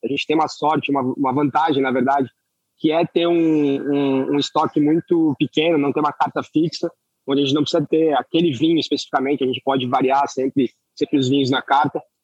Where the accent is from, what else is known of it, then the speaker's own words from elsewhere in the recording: Florianópolis, Santa Catarina, Brazil; Eu sou de Florianópolis